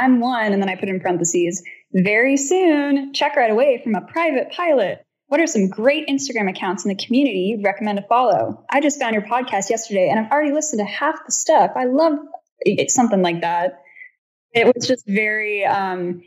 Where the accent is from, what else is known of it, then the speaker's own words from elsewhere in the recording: California, United States; I'm from California